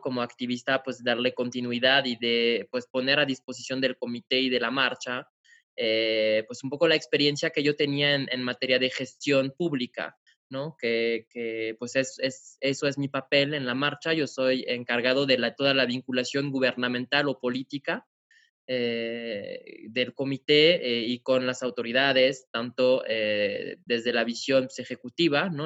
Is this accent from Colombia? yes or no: no; France; moved away as an adult; now in Mexico; soy francés, llevo aquí viviendo en México ocho años